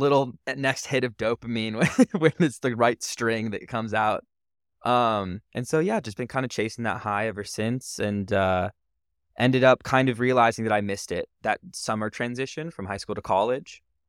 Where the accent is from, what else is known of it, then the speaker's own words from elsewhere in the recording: California, United States; born there; So I was born in Northern California. I'm 23.